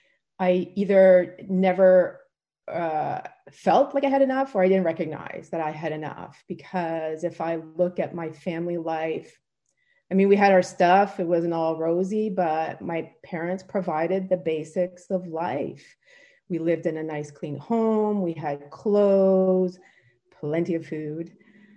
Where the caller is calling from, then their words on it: Port Hope, Ontario, Canada; I'm zooming in from Port Hope, Ontario, Canada.